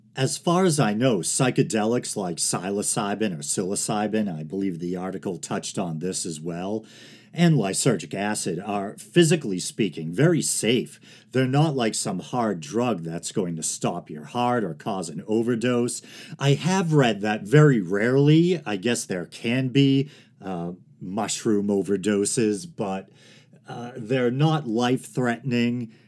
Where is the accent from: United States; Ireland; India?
United States; Massachusetts; Massachusetts, my home state